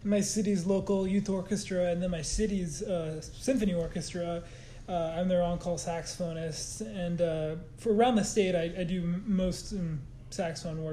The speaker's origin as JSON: {"language": "English", "town": "Great Falls", "region": "Montana", "country": "United States", "moved": "yes", "lives_now": "New York City, United States", "said": "I come from Great Falls, Montana, small little town in the middle of nowhere, but now I'm in New York City"}